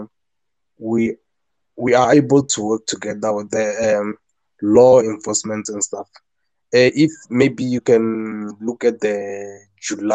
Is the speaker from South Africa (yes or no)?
yes; South Africa; I'm from South Africa